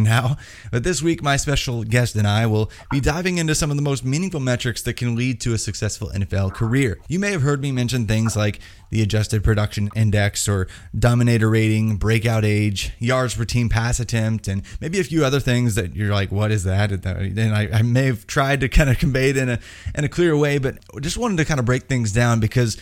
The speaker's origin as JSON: {"language": "English", "region": "Indiana", "country": "United States", "said": "I'm from Indiana"}